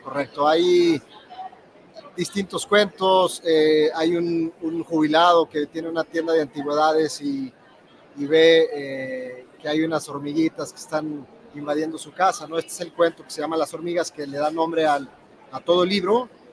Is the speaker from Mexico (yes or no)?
yes; Durango, Mexico; now in Mexico City, Mexico; Yo soy de Durango y vivo en la Ciudad de México.